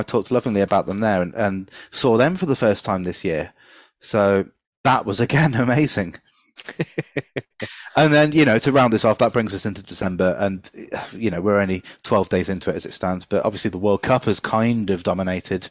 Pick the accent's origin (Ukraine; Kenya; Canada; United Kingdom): United Kingdom; London; where I was born in Hammersmith